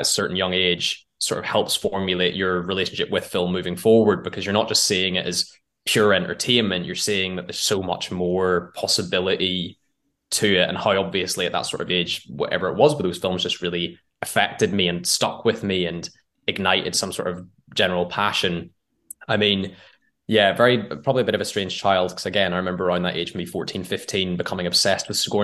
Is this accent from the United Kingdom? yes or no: yes; Northern Ireland, United Kingdom; now in London, United Kingdom; I grew up in Northern Ireland, or the island of Ireland, whatever your preference is, in a very small town that's like 30 minutes north of Belfast